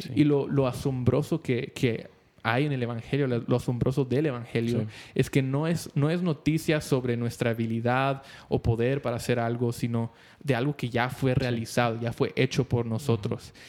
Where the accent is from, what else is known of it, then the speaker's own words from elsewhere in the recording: Guatemala; somos guatemaltecos